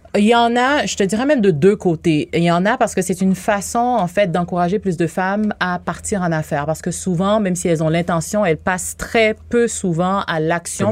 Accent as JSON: {"language": "French", "country": "Haiti", "tie": "born or raised there", "moved": "as an adult", "lives_now": "Quebec, Canada", "said": "je suis née en Haïti. Ah Ça fait 18 ans que je suis ici"}